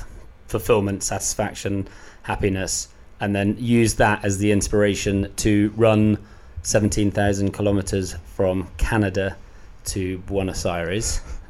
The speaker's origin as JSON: {"language": "English", "region": "Scotland", "country": "United Kingdom", "said": "I may not sound it, but I'm Scottish."}